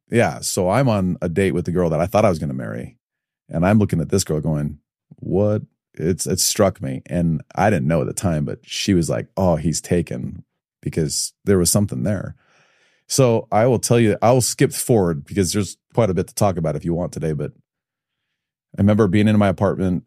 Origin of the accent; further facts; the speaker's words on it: Evanston, Illinois, United States; also born or lived in Highland, Utah; now in Utah, United States; born and raised in Chicago